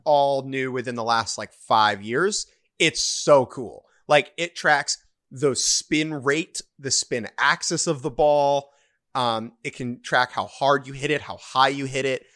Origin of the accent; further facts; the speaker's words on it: United States; I'm an American